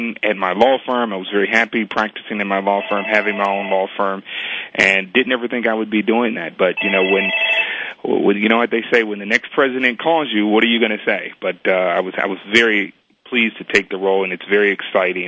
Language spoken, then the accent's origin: English; Chicago, Illinois, United States; I am from Chicago, and that's where I grew up and was born and raised.